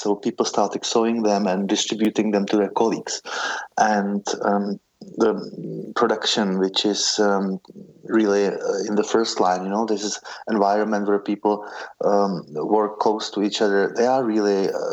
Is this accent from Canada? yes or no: no; Czechia; moved away as an adult; Growing up in the Czech Republic